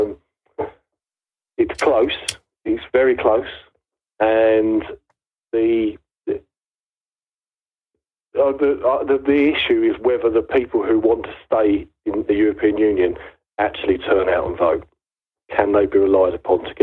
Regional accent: United Kingdom; It's my country. My friends are here. My family

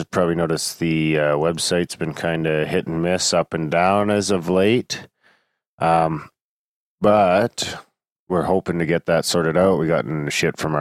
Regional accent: United Kingdom; moved away; I'm fucking British

